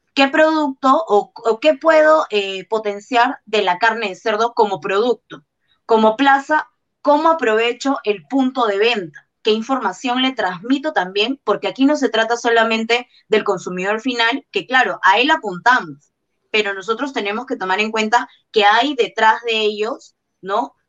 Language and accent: Spanish; Peru; la mayoría de los que somos peruanos